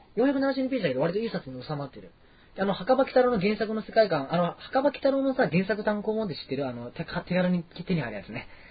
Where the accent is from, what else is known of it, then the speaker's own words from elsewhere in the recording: Kurashiki, Okayama, Japan; now in Osaka, Japan; 岡山の倉敷で僕8年間住んでた